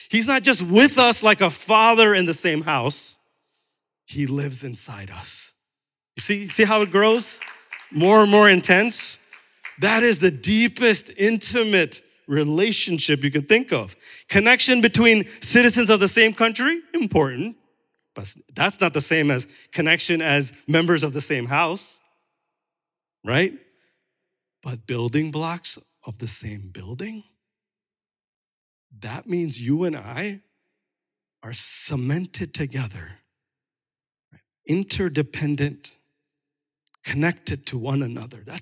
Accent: New York, United States; also born or lived in Chicago; I'm still Indian American, but it's not number one. My number one identity comes from what Jesus Christ has said when he adopted me into his family, right? So I'm also from New York and Chicago

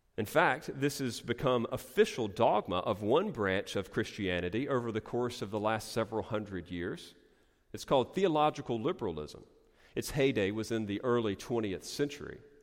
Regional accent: Eastern North Carolina, United States; growing up in Eastern North Carolina

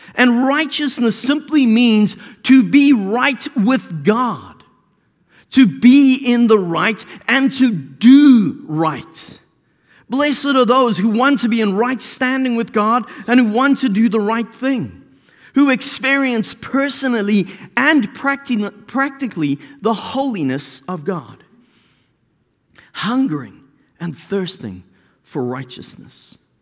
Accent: South Africa; As a South African

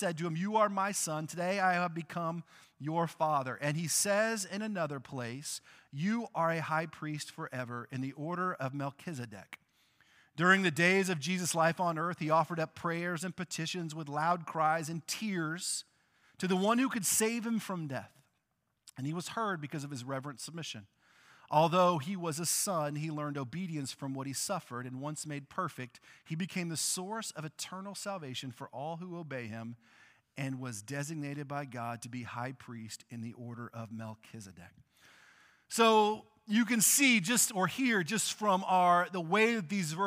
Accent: Texas, United States; I grew up in Texas

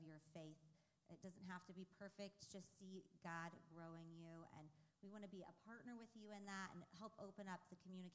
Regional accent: Cuyahoga Falls, Ohio, United States; now in Stow, United States; Well, actually, I grew up in Cuyahoga Falls.

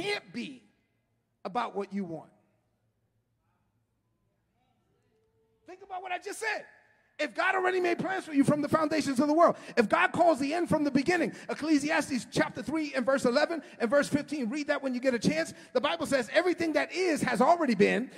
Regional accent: New York City, New York, United States; I grew up in East New York

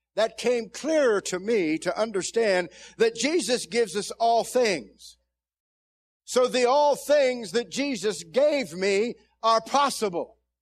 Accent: Zanesville, Ohio, United States; I came from Zanesville, Ohio, and ended up in a ten thousand member church as an associate pastor

